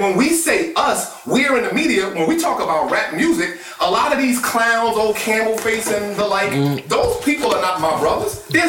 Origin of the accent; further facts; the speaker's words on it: Newark, New Jersey, United States; I grew up in Newark in the 80s. And with the doctrine that I grew up under a lot of a very particular, you know, if you know Newark, very strong black Muslim